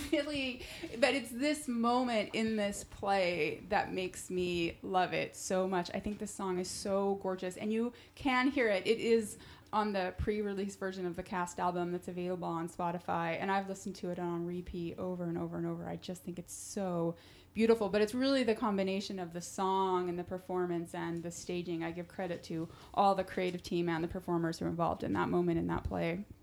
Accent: Centerville, Utah, United States; now in New York City, United States; am from Centerville, Utah

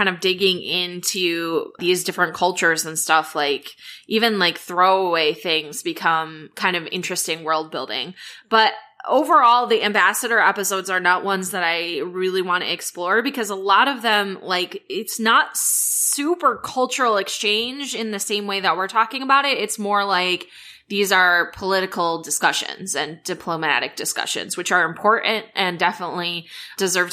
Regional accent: Midwest, United States; I grew up in the Midwest

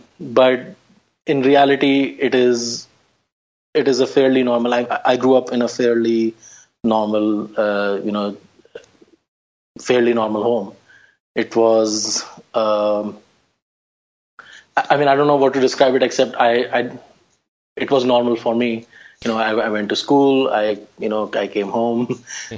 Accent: Delhi, India; moved away as an adult; now in United States; I grew up in the old Delhi. The old Delhi is where which was the seat of power for the Mughal emperors, and you know the old capital

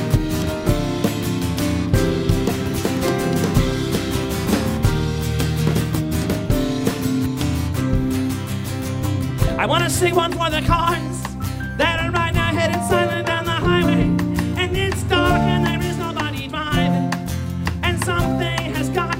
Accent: California, United States; where I grew up in California

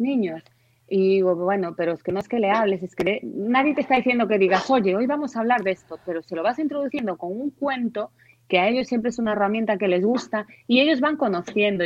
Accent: Santiago de Compostela, Galicia, Spain; yo soy de Santiago de Compostela, pero me acuerdo cuando estaba en el colegio que debíamos tener pues igual nueve años o así, que íbamos, fuimos a Coruña de visita

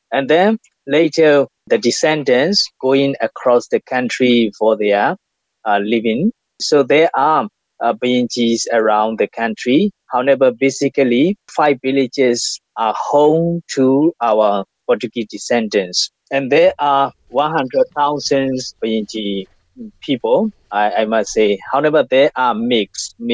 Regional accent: Myanmar; Well, I am from Myanmar

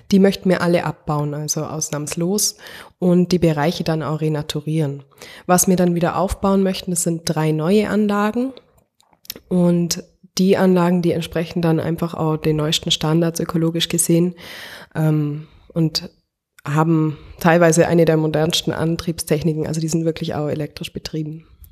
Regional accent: the municipality at the Grünten, Bavaria, Germany; wir kommen ja aus der Gemeinde und wir sehen immer gut auf den, auf den Gründen rauf

